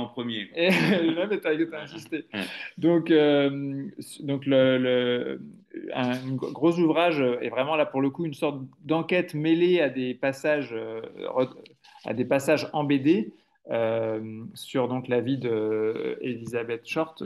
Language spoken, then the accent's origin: French; Le Mans, Pays de la Loire, France; Moi je suis du Mans, je suis né au Mans